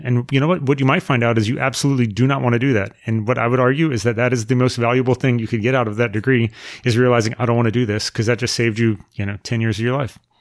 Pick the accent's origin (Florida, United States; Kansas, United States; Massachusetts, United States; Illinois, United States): Florida, United States; Melrose; also born or lived in Jacksonville, Florida / Middleburg, Florida; We moved to my house in Melrose when I was, uh, in middle school, and I've lived at the same house ever since